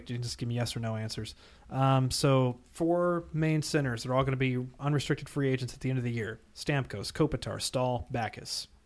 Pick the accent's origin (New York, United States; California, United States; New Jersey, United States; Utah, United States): New Jersey, United States; I'm from New Jersey. I was born in New Jersey.